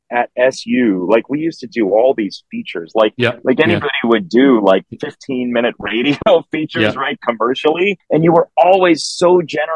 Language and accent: English; Chicago, Illinois, United States; moved away as an adult; also born or lived in Syracuse; I grew up in Chicago.